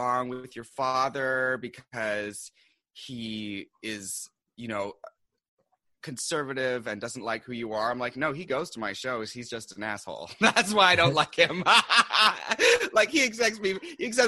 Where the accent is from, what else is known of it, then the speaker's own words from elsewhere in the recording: Seattle, Washington, United States; moved away as an adult; now in New York, United States; I'm originally from Seattle. And I came here to do publishing